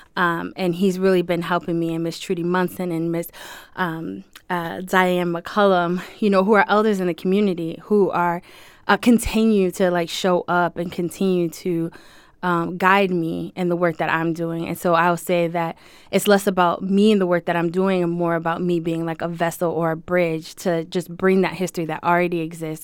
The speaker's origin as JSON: {"language": "English", "town": "Springfield", "region": "Massachusetts", "country": "United States", "tie": "born or raised there", "said": "I'm born and raised in Springfield, here in Springfield"}